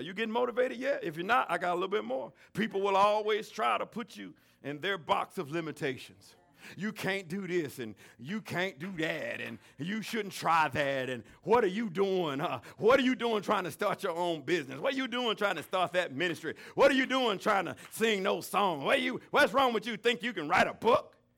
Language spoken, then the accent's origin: English; the South, United States; I'm from the South.